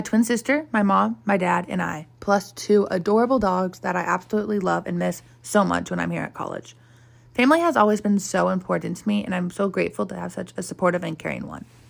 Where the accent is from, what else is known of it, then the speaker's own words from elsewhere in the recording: Scottsdale, Arizona, United States; I'm an Arizona native, born and raised in Scottsdale